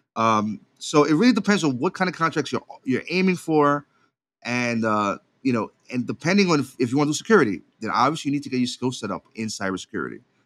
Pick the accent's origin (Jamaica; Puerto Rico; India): Puerto Rico; I was raised in Puerto Rico